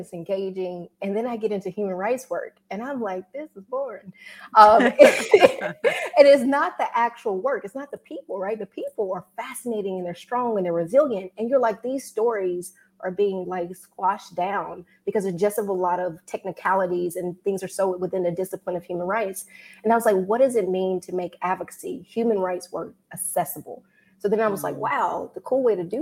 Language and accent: English; Mississippi, United States; now in Washington, D.C., United States; I'm originally from Mississippi, best state in the nation. Right now, I'm out of DC